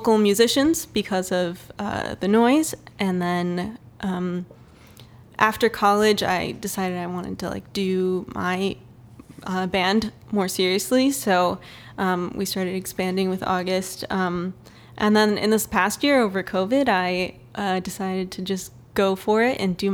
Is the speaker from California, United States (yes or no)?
no; Canton, Michigan, United States; moved away as an adult; also born or lived in Grand Rapids, Michigan; So I grew up in Canton, Michigan.